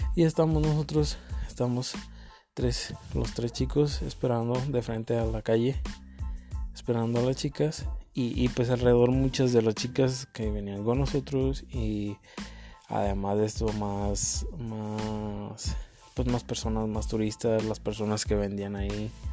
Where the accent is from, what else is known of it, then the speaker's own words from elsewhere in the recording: Uruapan, Michoacán, Mexico; soy de Uruapan, Michoacán, México